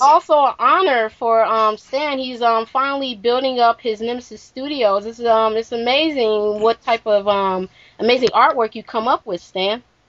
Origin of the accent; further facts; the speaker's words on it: Midwest, United States; I am from the Midwest